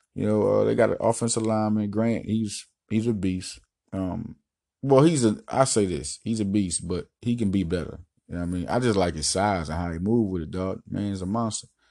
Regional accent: Little Rock, Arkansas, United States; also born or lived in Philadelphia, Pennsylvania; Arkansas, I'm out here right now. That's where I live at, and I've been, I was raised here in Little Rock, Arkansas

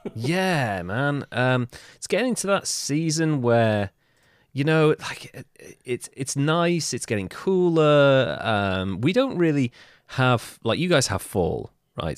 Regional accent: United Kingdom; I'm British

